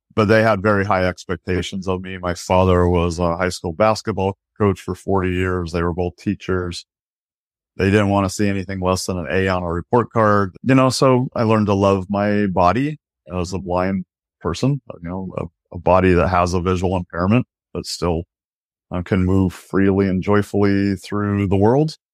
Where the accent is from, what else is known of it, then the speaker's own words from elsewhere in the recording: Aberdeen, Washington, United States; now in Seattle, United States; I was born in Aberdeen, Washington